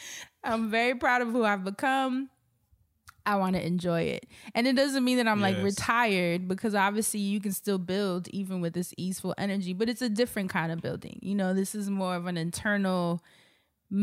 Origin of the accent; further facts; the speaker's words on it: New York, United States; born and raised in Harlem and moved to Brooklyn in my 30s. And I love New York.